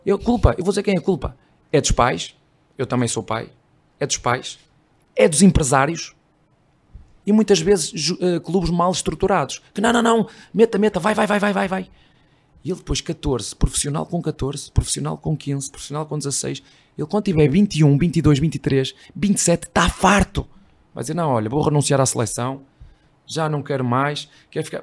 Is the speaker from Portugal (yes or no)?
yes; Portugal; moved away as an adult; now in Brazil; Eu não sou brasileiro, sou português